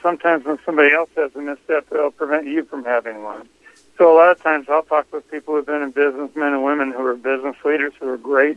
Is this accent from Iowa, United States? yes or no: yes; Iowa, United States; I'm from Iowa